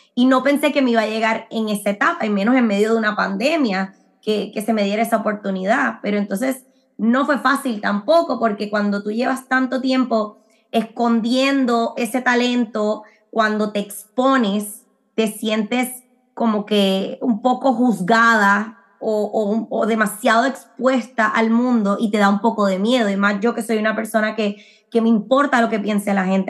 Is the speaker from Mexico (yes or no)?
no; Puerto Rico; moved away as an adult; also born or lived in Medford, Massachusetts / Miami; now in Orlando, United States; yo nací en Puerto Rico, eh, pero como he mencionado antes, me crié eh, también como en una burbuja medio cubana, porque mi papá es cubano